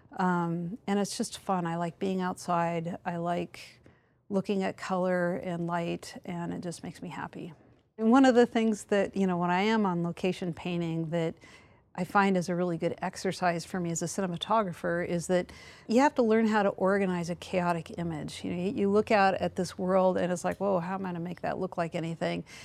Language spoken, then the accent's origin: English; the Northwest Mountains, Pacific Northwest, United States; moved away; I grew up in the Northwest Mountains